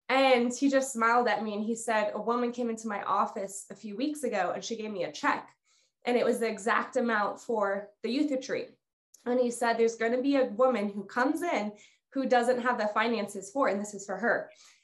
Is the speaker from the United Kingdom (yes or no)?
no; Guatemala; moved away as an adult; Okay. So I grew up in Guatemala. My parents are missionaries there. I was there for the first 18 years of my life.